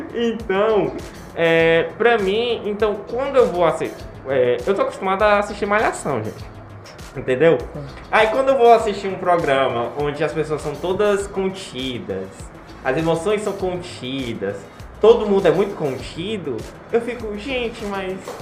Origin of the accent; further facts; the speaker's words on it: Brazil; Eu sou brasileiro, eu sou latino, meu sangue é quente